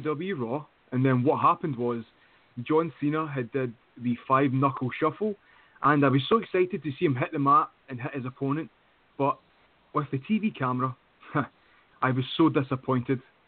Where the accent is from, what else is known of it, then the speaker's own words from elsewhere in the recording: United Kingdom; I'm from the UK